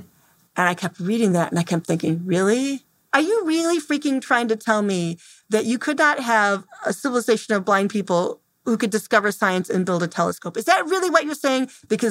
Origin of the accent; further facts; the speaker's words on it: Temperance, Michigan, United States; I'm from Temperance, Michigan.